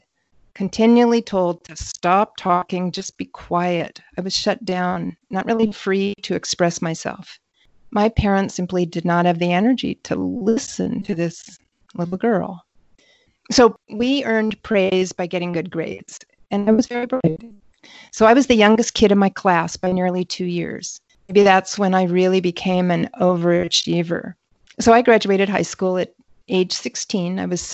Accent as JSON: {"language": "English", "region": "northern Michigan", "country": "United States", "tie": "born or raised there", "said": "I grew up mostly in the Midwest in northern Michigan"}